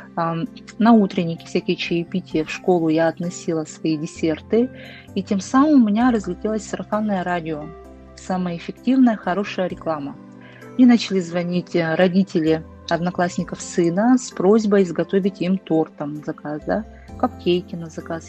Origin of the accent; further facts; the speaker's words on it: Yakutia, Sakha Republic, Russia; moved away as an adult; now in Moscow, Russia; Якутия – это мое детство, лето у бабушки